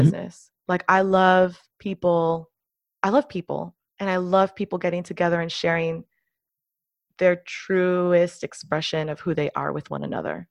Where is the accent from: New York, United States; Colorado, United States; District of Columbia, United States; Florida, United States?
Florida, United States; Miami; I grew up mostly, almost entirely in the United States, and I've spent most of my life in the city of Miami, Florida